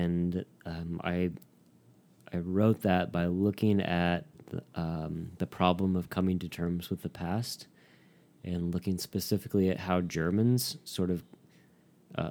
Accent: Indiana, United States; moved away as an adult; now in California, United States; I grew up in the Midwest in Indiana

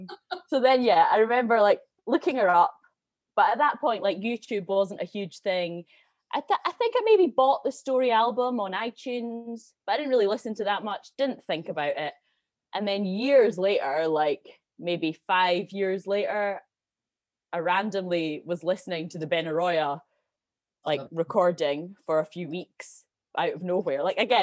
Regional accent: Edinburgh, Scotland, United Kingdom; Yeah, so I'm from Edinburgh originally.

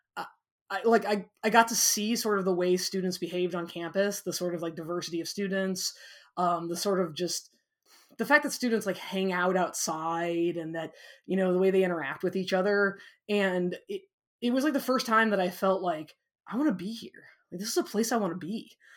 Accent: Walnut, Illinois, United States; I grew up in a, in a small town na, uh, called Walnut, Illinois

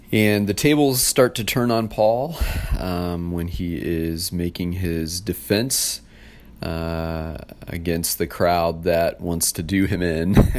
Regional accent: United States; I was born in the U S, um, my parents are U S citizens, born and raised

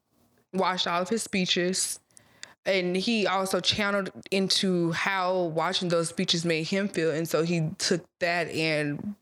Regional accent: Mobile, Alabama, United States; Nobody would think I was from Mobile or the South.

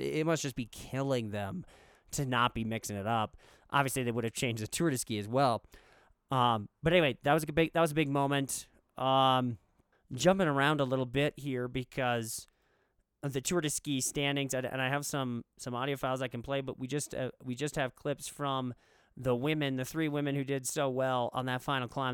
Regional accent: United States; as an American

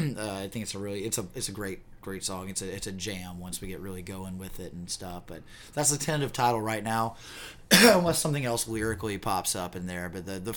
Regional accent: Spartanburg, South Carolina, United States; this is my tribute to my hometown, the place that I love. This is called

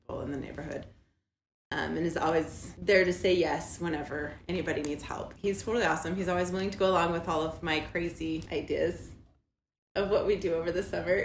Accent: Lindon, Utah, United States; also born or lived in Arizona; I grew up in Linden, Utah, on a small farm.

